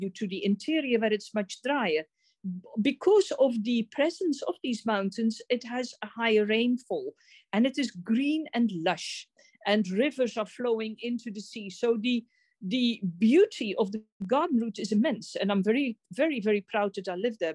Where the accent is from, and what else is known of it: South Africa